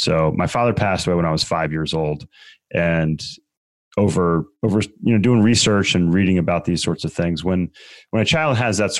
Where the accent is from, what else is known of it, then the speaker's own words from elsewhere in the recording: Maryland, United States; Growing up, Stephen, I grew up in Maryland, just south of Baltimore.